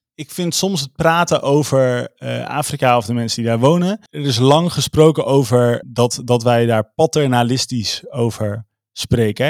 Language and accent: Dutch; Veluwe, Gelderland, Netherlands; Ik kom dus van de Veluwe.